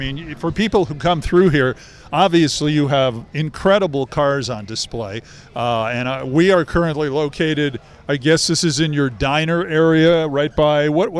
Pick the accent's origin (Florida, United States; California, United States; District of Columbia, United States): California, United States; Los Angeles; I grew up in Los Angeles